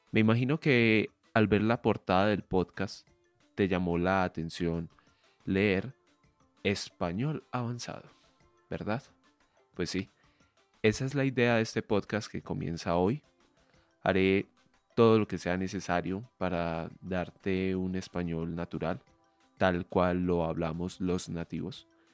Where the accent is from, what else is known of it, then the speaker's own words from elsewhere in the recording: Medellín, Antioquia, Colombia; soy colombiano, soy de Medellín y vivo actualmente aquí en esta ciudad